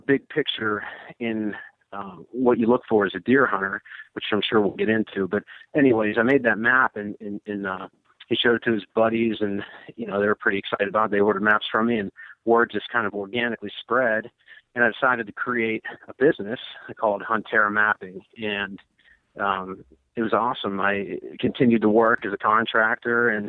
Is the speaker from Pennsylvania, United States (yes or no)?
yes; Western Pennsylvania, United States; moved away as an adult; also born or lived in Washington D.C. area; born and raised in Western Pennsylvania